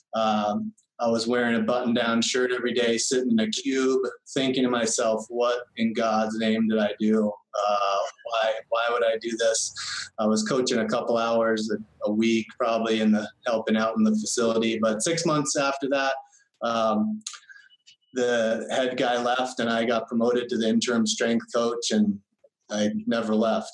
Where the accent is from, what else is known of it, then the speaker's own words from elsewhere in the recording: Central Vermont, United States; moved away as an adult; also born or lived in Lebanon, New Hampshire; I'm from Central Vermont, very small town